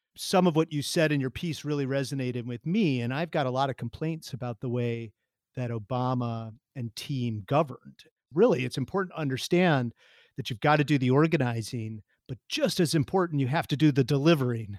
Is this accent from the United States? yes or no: yes; Wild Rose, Wisconsin, United States; now in Seattle, United States; I grew up in a place called Wild Rose, Wisconsin